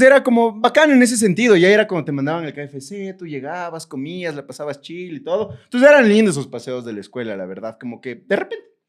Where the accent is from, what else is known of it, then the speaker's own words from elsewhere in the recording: Ecuador; yo como ecuatoriano